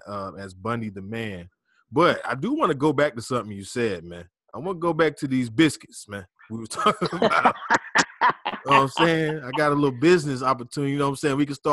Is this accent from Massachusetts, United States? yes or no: no; Pensacola, Florida, United States; Especially, I know, growing up in Pensacola.